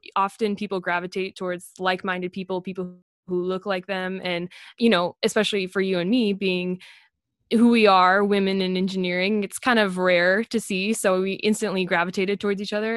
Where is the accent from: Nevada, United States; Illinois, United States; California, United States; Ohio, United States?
Nevada, United States; Las Vegas; moved away; I grew up in Las Vegas, which is right next to an Air Force base